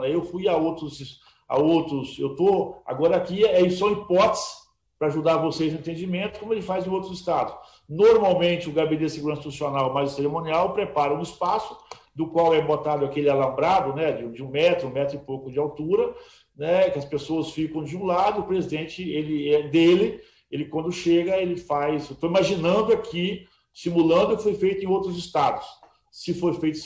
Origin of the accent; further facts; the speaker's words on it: Capixaba, Espírito Santo, Brazil; eu não posso imaginar como capixaba